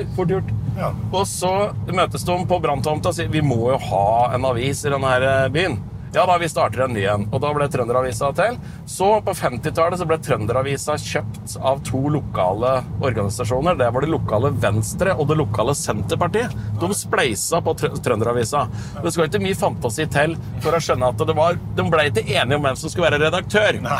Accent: Raufoss, Innlandet, Norway; der jeg er fra gamle dager, så lagde de fyrverkeri på Raufossfabrikken

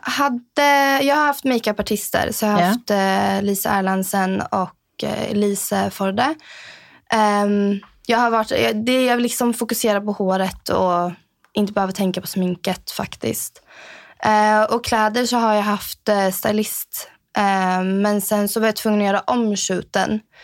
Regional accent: Sweden; moved away as an adult; also born or lived in Trosa, Sweden / Norrköping, Sweden; now in Norway; från Sverige. Uh, bott här i Norge i sex år, inne på mitt sjunde år. Um, kommer från Trosa och Norrköping i Sverige

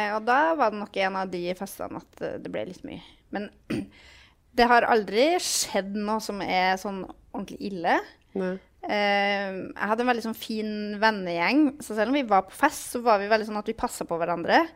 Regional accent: Trøndelag, Norway; jeg er jo fra Trøndelag

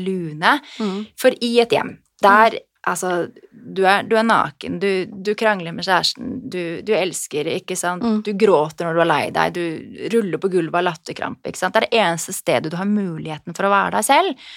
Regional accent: Norway

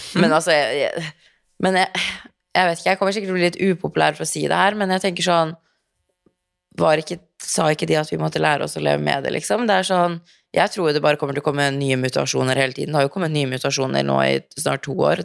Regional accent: Norway; moved away as an adult; also born or lived in Los Angeles, United States

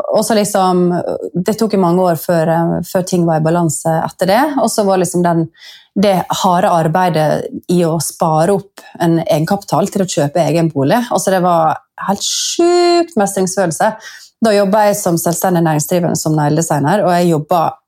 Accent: Sunnmøre, Møre og Romsdal, Norway; jeg er født sunnmøring så er jeg jo oppvokst

